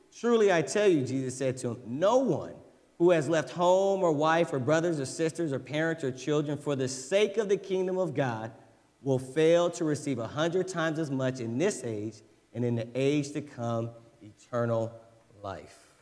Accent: United States; as an American

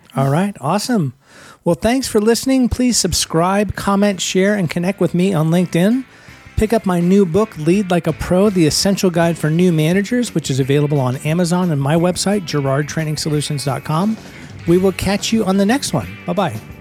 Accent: Bay Area, California, United States; I'm from the Bay Area. I was in Silicon Valley for twenty years

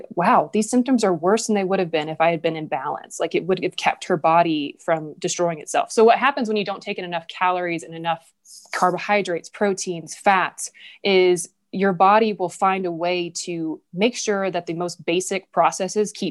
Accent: the South, United States; moved away as an adult; now in Jackson, United States; I'm from the South

